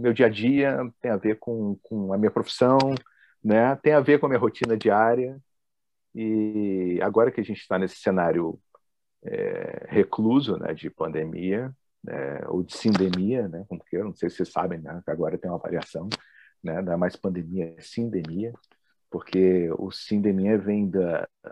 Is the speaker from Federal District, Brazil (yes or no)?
yes; Brasília, Federal District, Brazil; eu sou de Brasília, sou nascido em Brasília, então para quem está me ouvindo aqui é, que é do Sul, vai notar que eu tenho um sotaque meio diferente